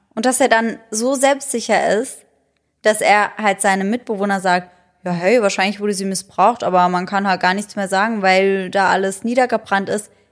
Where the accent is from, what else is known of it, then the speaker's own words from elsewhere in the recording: Germany; bei uns in Deutschland